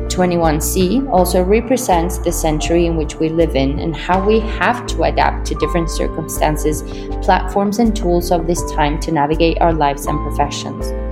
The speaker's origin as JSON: {"language": "English", "region": "Mexico City", "country": "Mexico", "tie": "born or raised there", "also_born_or_lived": "New York", "moved": "as an adult", "said": "I was born and raised in Mexico City"}